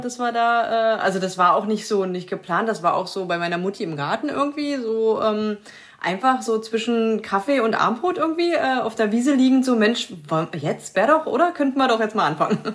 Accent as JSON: {"language": "German", "region": "Saxony-Anhalt", "country": "Germany", "said": "sind jetzt 2015 wieder in unsere alte Heimat gezogen"}